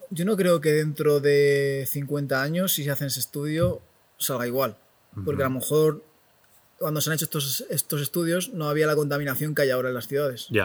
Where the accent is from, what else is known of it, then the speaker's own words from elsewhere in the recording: Madrid, Community of Madrid, Spain; now in Catalonia, Spain; yo que soy de Madrid